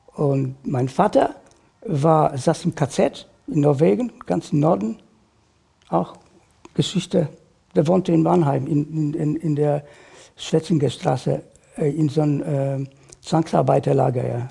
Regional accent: Warsaw, Masovian Voivodeship, Poland; German is a second language; moved away as an adult; now in Germany; Ich bin geboren in Warschau äh, 1953

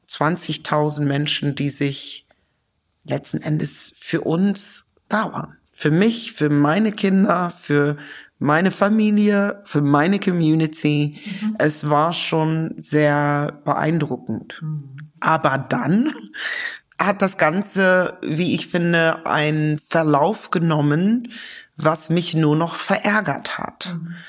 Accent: Lower Saxony, Germany; also born or lived in London / Cloppenburg / Osnabrück; Ich bin in Niedersachsen groß geworden

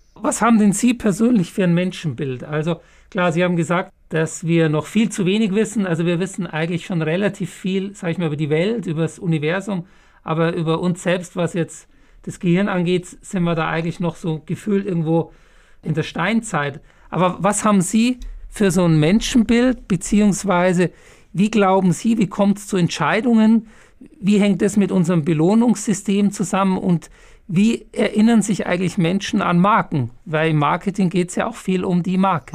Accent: Munich, Bavaria, Germany; moved away; ich bin ja Münchner, echter Münchner

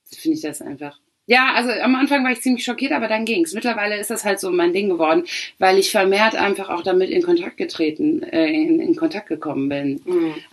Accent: Poland; wenn du sagst, ich bin Polin und jemand sagt, wow, geil, ich habe schon äh, ein paar Polinnen kennengelernt

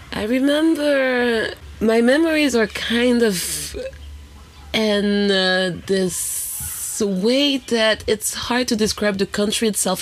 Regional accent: Haiti; also born or lived in France; now in Berlin, Germany; we grew up together in Haiti

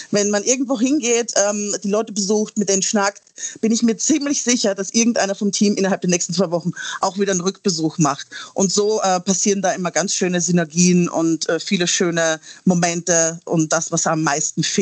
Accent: Austria; moved away; Ich komme ja ursprünglich aus Österreich und habe dort tatsächlich meinen ersten Gastrojob gehabt

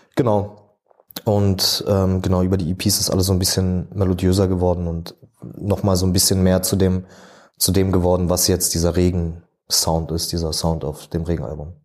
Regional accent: Berlin, Germany; ich bin in Schöneberg groß geworden

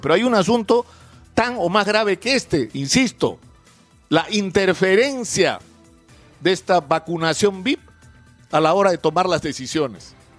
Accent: Peru; todos los peruanos

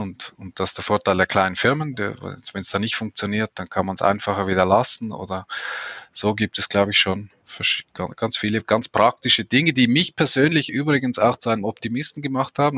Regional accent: Switzerland; als Schweizer kann ich das schlecht sagen

